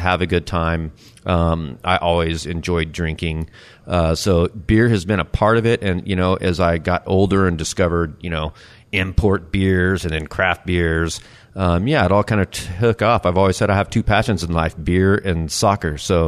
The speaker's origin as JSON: {"language": "English", "town": "El Paso", "region": "Texas", "country": "United States", "moved": "yes", "said": "I'm from El Paso, Texas, originally."}